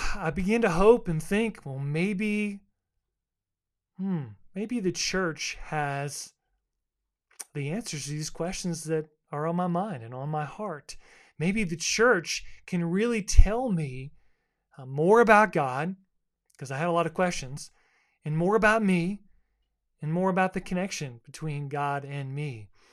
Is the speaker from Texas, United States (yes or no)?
no; Boca Raton, Florida, United States; also born or lived in Fort Lauderdale, Florida; now in Kings Mountain, United States; I grew up as, um, a South Floridian, a beach kid. I was born in Fort Lauderdale